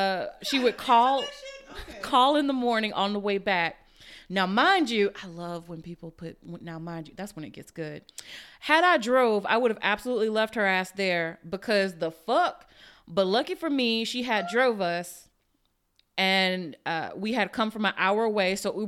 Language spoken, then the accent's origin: English; Virginia, United States; So here's an awkward story. I'm originally from Virginia and went to undergrad there.